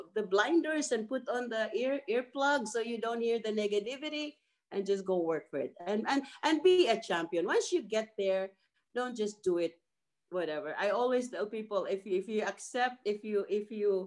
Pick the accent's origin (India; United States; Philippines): Philippines; I'm Filipino